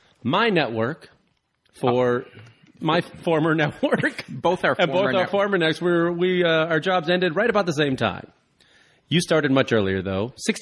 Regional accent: Crete, Illinois, United States; My school, I went to Crete Moni

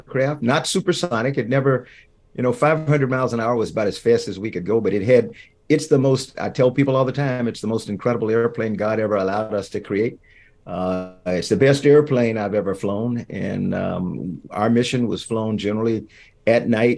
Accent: Columbia, South Carolina, United States; moved away; Growing up in Columbia, South Carolina

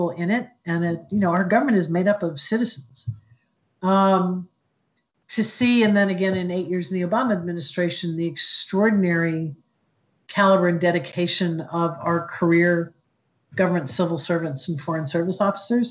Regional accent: Columbus, Ohio, United States; I grew up in Columbus, Ohio

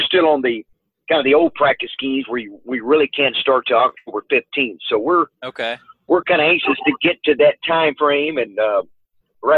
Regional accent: Arkansas, United States; back in my home state of Arkansas

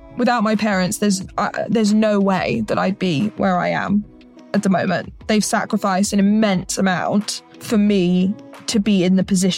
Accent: Hereford, West Midlands, United Kingdom; moved away as an adult; now in Nashville, United States; I'm originally from Hereford in the United Kingdom, which is an incredibly small town.

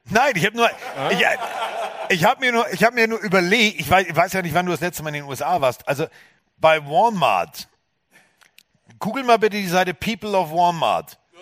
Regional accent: Hamburg, Germany; Als Hamburger

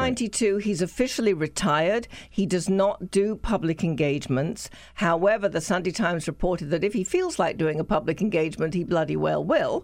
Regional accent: the South, United States; accent: southern; I'm an American

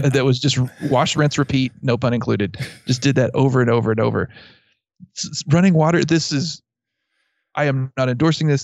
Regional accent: Abilene, Texas, United States; I grew up near Abilene, and there's a little town south of Abilene called Buffalo Gap

